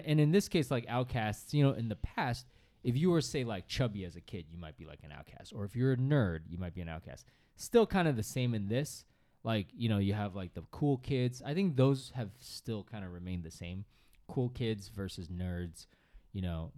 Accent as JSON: {"language": "English", "region": "Northeast", "country": "United States", "tie": "born or raised there", "said": "I grew up in the Northeast where everyone played hockey"}